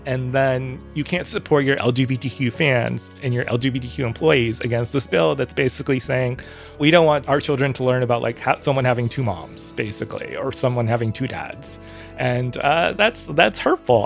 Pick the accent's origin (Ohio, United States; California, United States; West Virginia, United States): California, United States; Orange County; I grew up in Orange County, California, 20 minutes away from Disneyland.